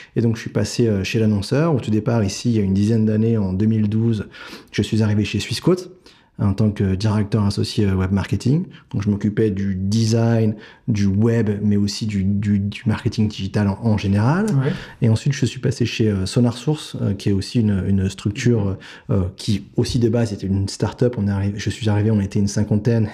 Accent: Paris, Île-de-France, France; je viens de Paris. Euh, j'ai fait toutes mes études à Paris.

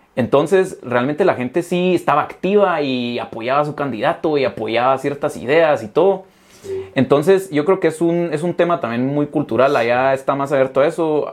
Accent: Guatemala; a mí como guatemalteco

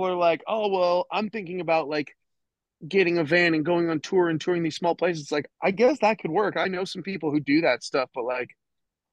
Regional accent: Minnesota, United States; moved away as an adult; growing up in Minnesota

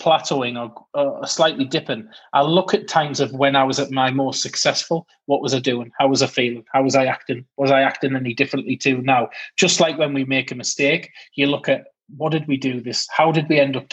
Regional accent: United Kingdom; being British

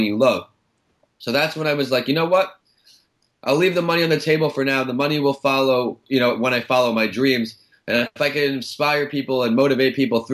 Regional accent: Northport, New York, United States; I grew up in Long Island, Northport, New York

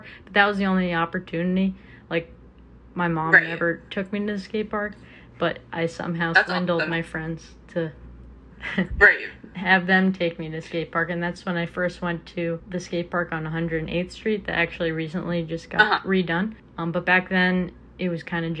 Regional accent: New York City, New York, United States; moved away as an adult; also born or lived in Baltimore; I grew up in New York City on the Upper West Side

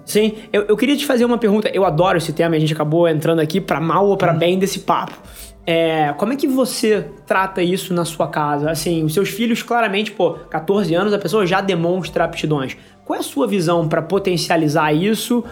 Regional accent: Rio de Janeiro, Brazil; também sou carioca igual a você, nascido e criado aqui.

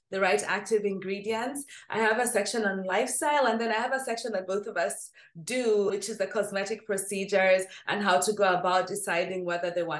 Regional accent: Nairobi, Kenya; I grew up in Nairobi, Kenya.

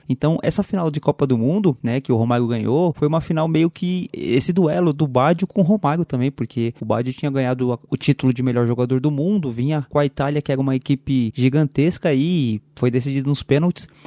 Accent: São Paulo, Brazil; a gente é paulista aqui, né? A gente é de São Paulo

